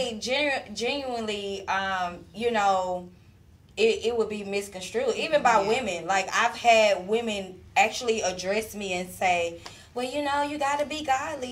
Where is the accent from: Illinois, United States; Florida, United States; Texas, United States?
Texas, United States; Houston; I'm really from Houston.